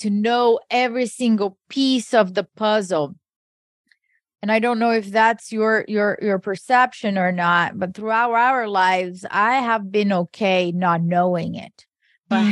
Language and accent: English; Brazil; moved away; I grew up in Brazil